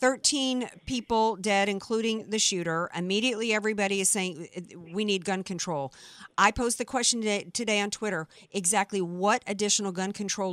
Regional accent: the South, United States; I grew up in the South.

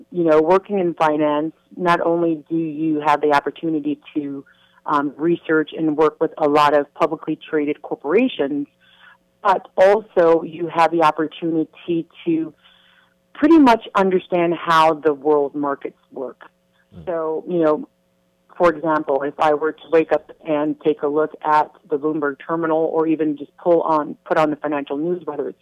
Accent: New York City, New York, United States; I was born in New York City mm-hmm. in the village of Harlem.

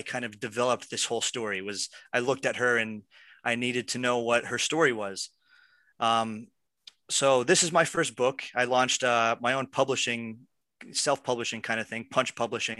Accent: Pennsylvania, United States; now in Los Angeles, United States; I'm from Pennsylvania, and I moved to Los Angeles to make films

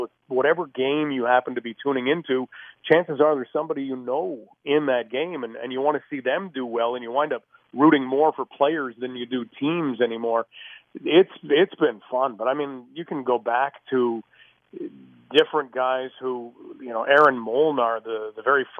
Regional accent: London, Ontario, Canada; born there; also born or lived in Hawkesbury; I was born in London, but my dad worked with the government, so we kind of lived on either side of Ottawa.

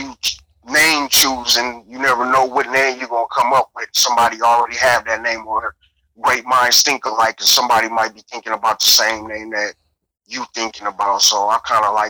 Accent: Compton, California, United States; growing up in Compton, I'm from Compton.

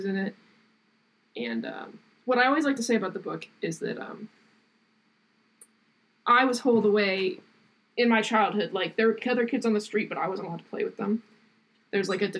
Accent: Southern Ohio, United States; I'm from Southern Ohio

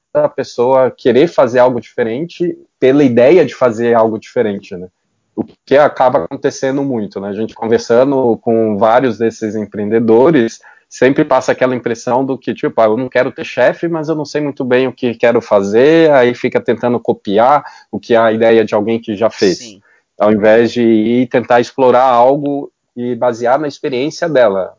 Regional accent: Belo Horizonte, Minas Gerais, Brazil; Eu sou de Belo Horizonte

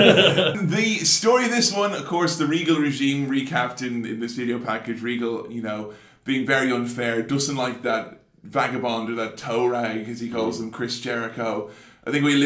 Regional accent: Ireland; moved away; being an Irishman over here in a room full of Protestants

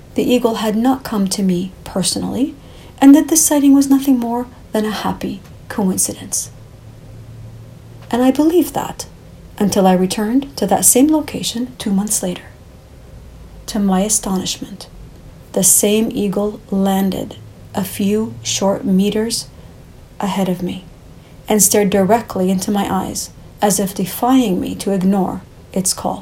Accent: Canada; I was born in Canada

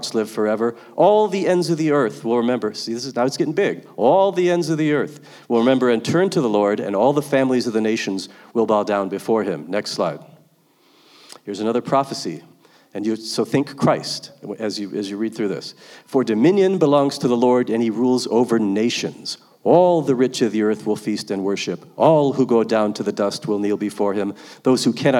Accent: Virginia, United States; We're from Virginia.

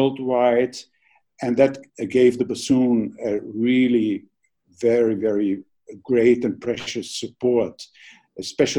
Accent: Vienna, Austria; when I grew up in Vienna.

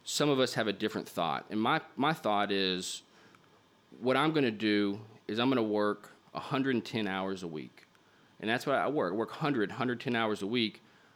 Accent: Little Rock, Arkansas, United States; also born or lived in New York City; my hometown of Little Rock

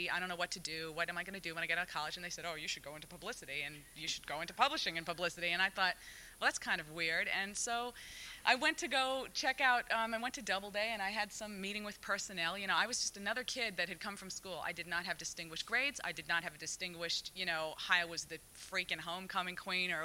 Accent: New York City, New York, United States; when I grew up in New York City

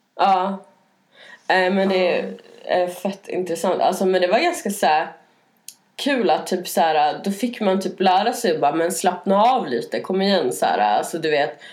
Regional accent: Norrland, Sweden; now in Stockholm, Sweden; jag kommer från Norrland

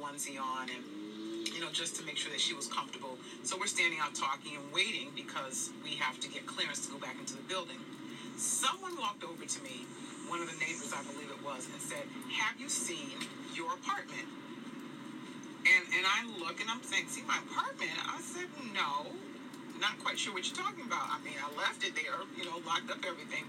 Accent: Northeast, United States; I grew up in the Northeast

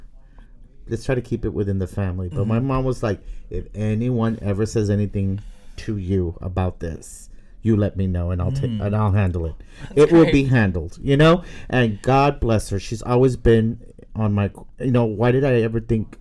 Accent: Brownsville, Texas, United States; moved away as an adult; also born or lived in San Antonio, Texas; my hometown of South Texas, Brownsville

